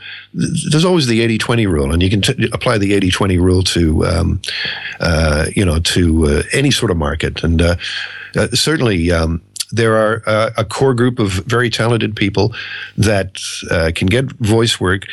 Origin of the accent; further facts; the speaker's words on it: Australia; Now, Andrew, you and I grew up in Australia here